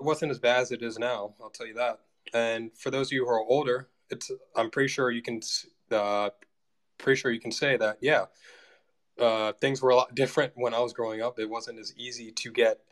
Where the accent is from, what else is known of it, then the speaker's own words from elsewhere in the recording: United States; I'm an American